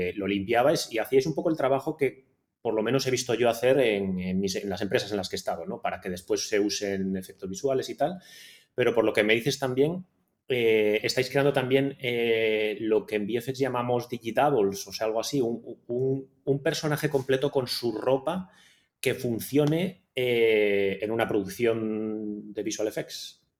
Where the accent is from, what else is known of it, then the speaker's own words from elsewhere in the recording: Ponferrada, Castile and León, Spain; also born or lived in Barcelona / Madrid / London; now in Tenerife, Spain; yo soy de León, de Ponferrada